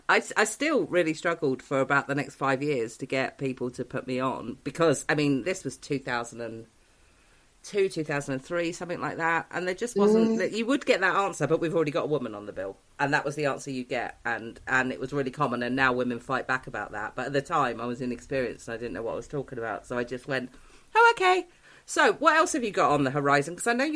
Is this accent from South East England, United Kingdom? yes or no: yes; Newport Pagnell, South East England, United Kingdom; Newport Pagnell.